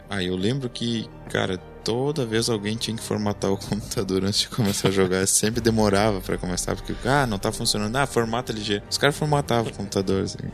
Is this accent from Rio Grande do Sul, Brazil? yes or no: yes; Santa Cruz do Sul, Rio Grande do Sul, Brazil; also born or lived in Panambi; A gente é de Santa Cruz do Sul, no Rio Grande do Sul